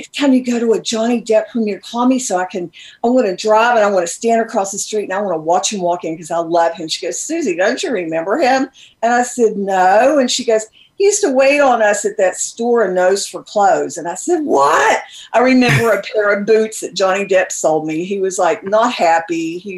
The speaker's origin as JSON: {"language": "English", "region": "southern West Virginia", "country": "United States", "tie": "born or raised there", "said": "I grew up in the South in my mm-hmm. southern part of West Virginia."}